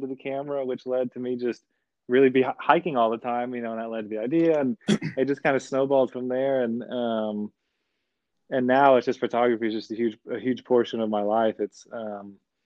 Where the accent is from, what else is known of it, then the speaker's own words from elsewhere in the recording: Austin, Texas, United States; I grew up in Austin, but growing up here